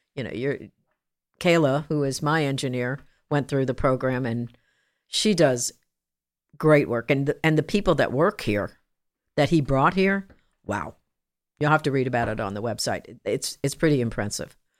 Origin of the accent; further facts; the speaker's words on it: New Jersey, United States; moved away; also born or lived in Long Island, New York / Kansas; I was born in Long Island, raised in New Jersey, that kind of good stuff, Jersey girl